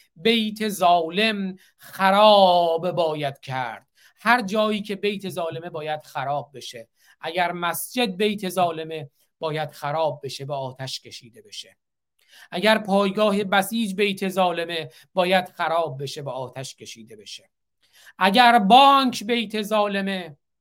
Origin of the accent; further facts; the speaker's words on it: Iran; now in United States; به عنوان یک ایرانی آمریکایی